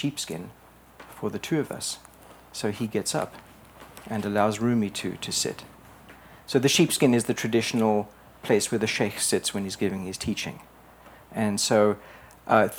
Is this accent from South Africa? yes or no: yes; South Africa; moved away as an adult; also born or lived in England; I was born in South Africa